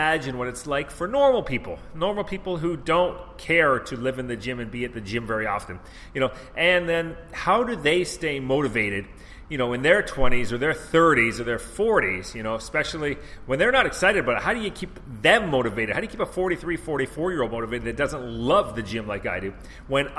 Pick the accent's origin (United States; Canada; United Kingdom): Canada; moved away as an adult; also born or lived in Vancouver; I'm from Canada